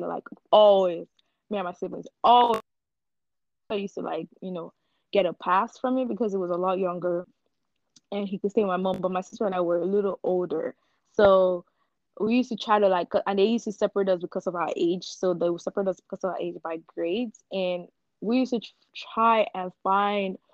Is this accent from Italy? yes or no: no; Nigeria; moved away; I'm gonna go back to growing up in Nigeria